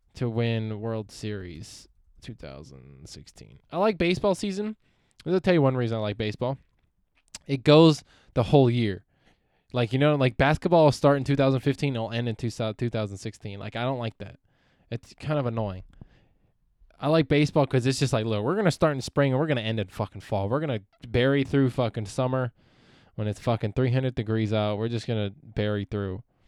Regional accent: Palmdale, California, United States; also born or lived in San Francisco Bay Area; I'm from Palmdale, California.

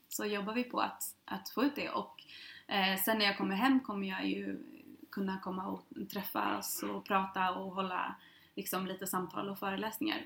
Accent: Sweden; jag som svensk

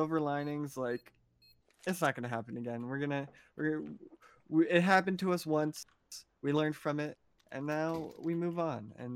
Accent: Moncton, New Brunswick, Canada; also born or lived in Shediac, New Brunswick; I grew up in New Brunswick, which is right on the coast

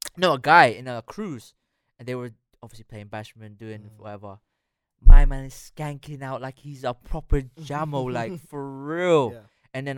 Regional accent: Philippines; Philippines, but I'm mixed with Spanish

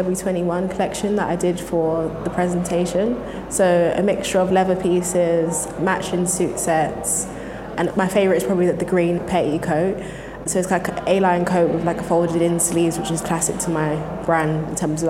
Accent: London, United Kingdom; and I'm from South London

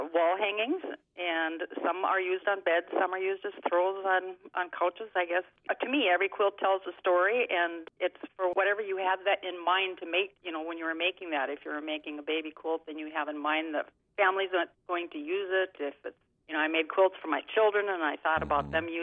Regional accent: Gatzke, Minnesota, United States; now in Thief River Falls, United States; I was born actually in Thief River Falls. I was raised in Gatsky, Minnesota.

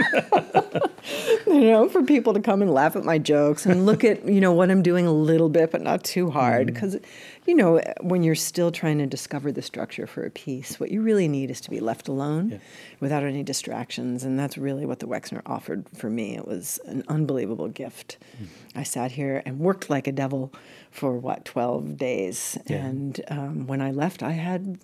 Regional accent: New York, United States; I'm a New Yorker and half Italian, half Irish

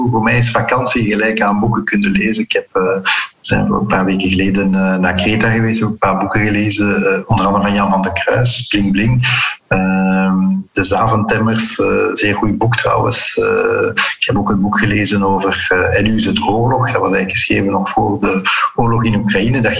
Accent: Flanders, Belgium; Eh, Vlamingen zijn trouwens heel verdraagzaam. wij zijn als Vlamingen ook nooit imperialistisch geweest.

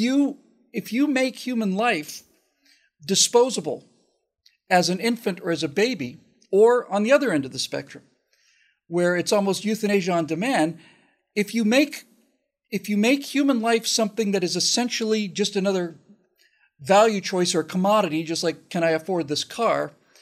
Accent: United States; an American kid growing up when I did

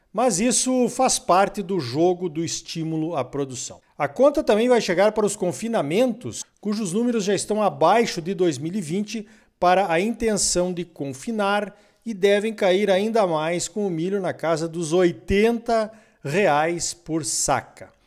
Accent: Rio Grande do Sul, Brazil; moved away; lá na terra onde eu nasci, o Rio Grande Amado

